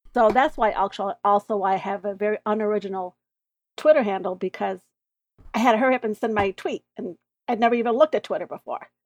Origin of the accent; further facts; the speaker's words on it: United States; moved away as an adult; now in Canada; although I'm an American, I'm, became a, uh, dual citizen a couple of years ago